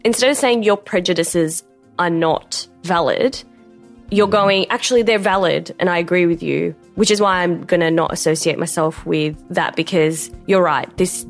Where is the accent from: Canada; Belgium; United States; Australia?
Australia; So I'm Pakistani. My parents are born in Pakistan. And like, I was born in Australia, but you know, I identify myself as a Pakistani.